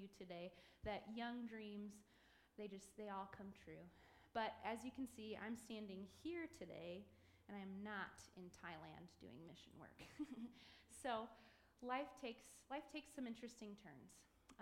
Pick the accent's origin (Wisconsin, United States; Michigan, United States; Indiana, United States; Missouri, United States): Michigan, United States; Macomb; I grew up here in Macomb